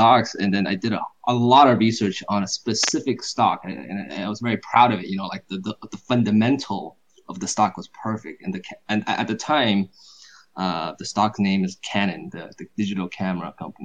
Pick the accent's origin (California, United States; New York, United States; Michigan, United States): California, United States; Silicon Valley area; I am from California, Silicon Valley area